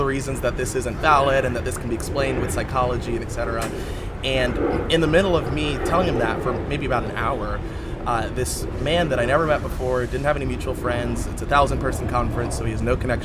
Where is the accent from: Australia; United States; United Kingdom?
United States; Maryland; I grew up in Maryland.